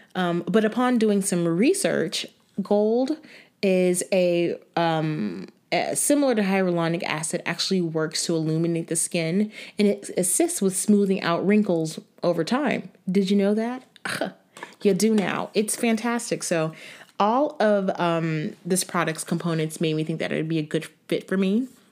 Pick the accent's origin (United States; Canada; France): United States; Florida; also born or lived in New York, New Jersey area; now in New York/New Jersey area, United States; I'm from Florida